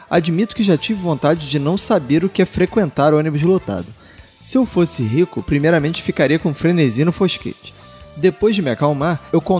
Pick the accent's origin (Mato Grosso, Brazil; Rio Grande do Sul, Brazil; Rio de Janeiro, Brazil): Mato Grosso, Brazil; Primavera do Leste; sou de Primavera do Leste, Mato Grosso. Faço 28 anos dia 10